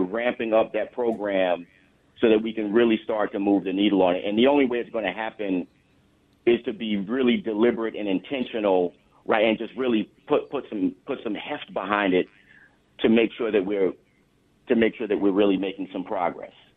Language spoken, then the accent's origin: English; the New York area, United States; also born or lived in Long Island; I was born and raised in the New York area